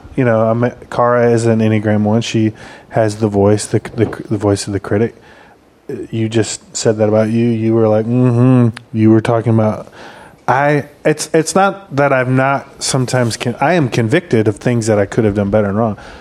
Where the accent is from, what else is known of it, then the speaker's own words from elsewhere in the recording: Michigan, United States; moved away; where I grew up in Michigan